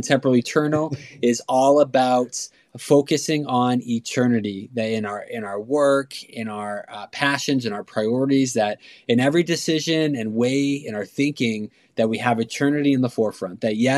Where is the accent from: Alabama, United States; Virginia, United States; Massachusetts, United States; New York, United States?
Massachusetts, United States; Boston; also born or lived in Phoenix; I'm originally from Boston and Phoenix